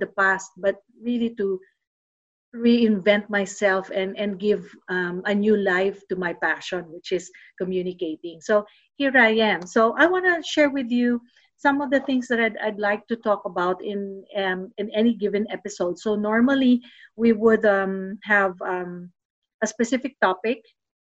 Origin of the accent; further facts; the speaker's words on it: Los Baños, Calabarzon, Philippines; moved away as an adult; also born or lived in New Zealand; now in Melbourne, Australia; UP Los Baños. That is also my hometown. I grew up in that town